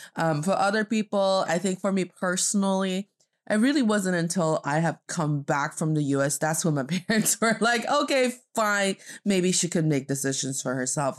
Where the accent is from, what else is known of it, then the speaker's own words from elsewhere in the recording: Northeast China, China; now in Beijing, China; proudly repping the northeast part of China